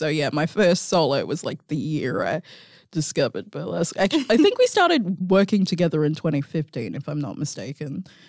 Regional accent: Mandurah, Western Australia, Australia; I grew up in Mandurah. I had moved from Mandurah back to the city.

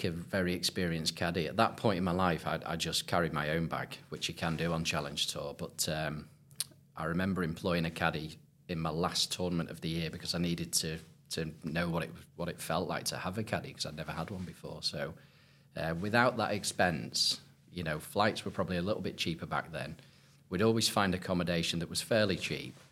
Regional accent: Southport, North West England, United Kingdom; growing up playing Lynx golf, you know, I'm from Southport originally

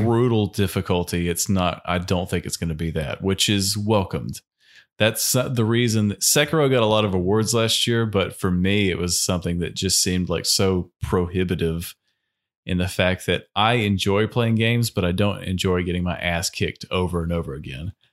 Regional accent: United States

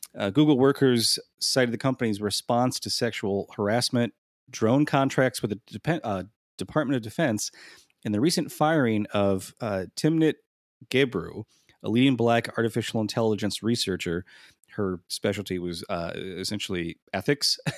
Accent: Midwest, United States; I'm from the Midwest

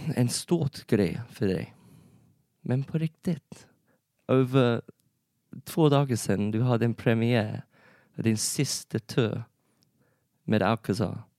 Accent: England, United Kingdom; Swedish is a second language; moved away as an adult; now in Sweden; jag är en engelsman. Mm. Jag har bott i Sverige för fyra år.

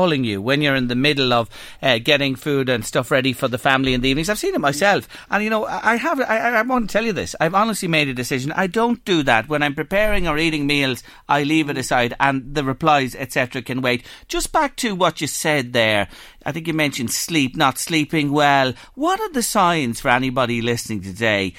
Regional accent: Ireland; ingrained in us as Irish people for generations

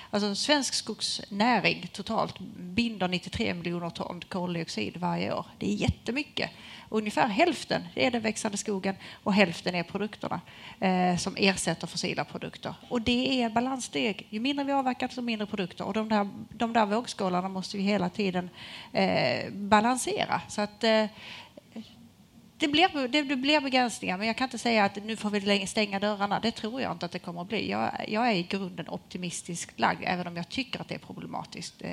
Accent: Skåne, Sweden; så måste jag ju ändå som skåning säga att det sker innovationer i hela landet.

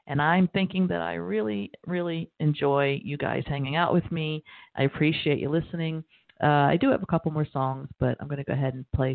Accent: Baltimore, Maryland, United States; also born or lived in New Orleans; I grew up in Baltimore. I'm originally from New Orleans, but I grew up in Baltimore.

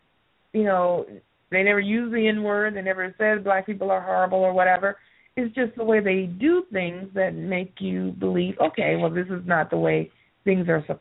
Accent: United States; our culture as the American people

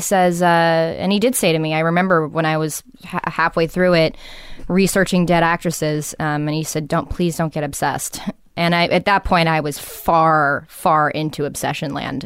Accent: Los Angeles, California, United States; growing up in Venice too

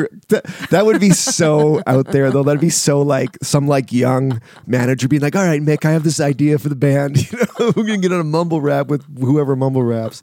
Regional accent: Canada; I'm a Canadian

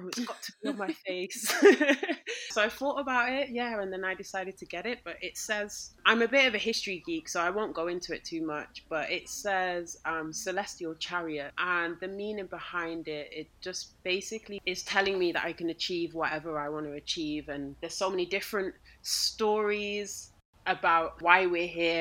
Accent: United Kingdom; I am Black British

